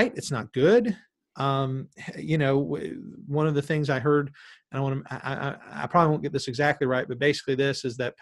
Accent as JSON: {"language": "English", "town": "Callahan", "country": "United States", "said": "We're both from Callahan"}